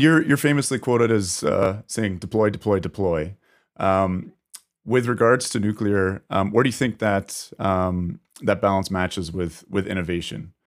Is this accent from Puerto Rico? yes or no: no; Canada; as a Canadian